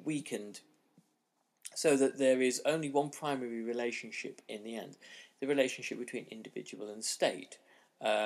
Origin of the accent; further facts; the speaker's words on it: Hong Kong; my own experience of growing up in Hong Kong in the 1980s